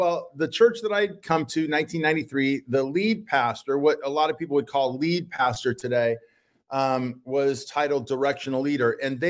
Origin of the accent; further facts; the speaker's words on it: Scottsdale, Arizona, United States; moved away as an adult; also born or lived in San Francisco, California; now in Little Rock, United States; not from Arkansas, but I've lived here 30 years, and my kids, my grandkids, I'm going to live and die in Arkansas, but I'm actually from the West Coast, San Francisco, born and bred, for about 10 years, and then over to Scottsdale, Arizona, that I consider my hometown.